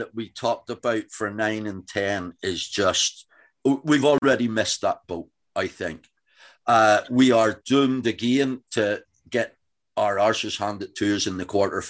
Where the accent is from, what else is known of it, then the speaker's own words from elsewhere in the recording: Northern Ireland, United Kingdom; Being an Ulsterman, I'm a huge Ian Henderson fan.